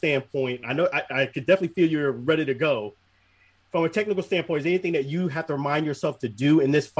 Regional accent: New York City, New York, United States; I'm from Brooklyn

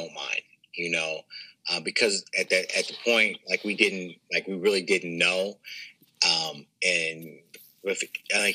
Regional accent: Kansas City, United States; moved away; I'm from Kansas City and I have a lot of people from back home

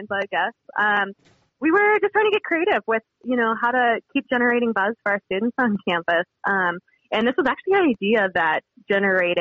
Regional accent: Montana, United States; Born and raised in Montana

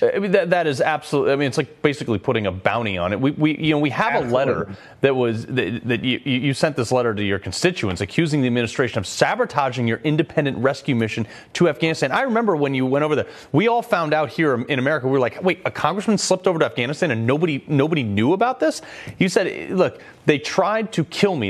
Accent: Connecticut, United States; my home state of Connecticut

